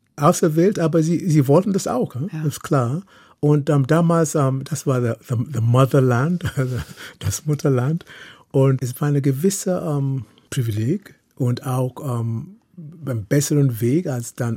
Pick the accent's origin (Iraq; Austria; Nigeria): Nigeria; Lagos; German is a second language; moved away as an adult; also born or lived in Oxford, England / Heidelberg, Germany; now in Germany; ich bin in Lagos groß geworden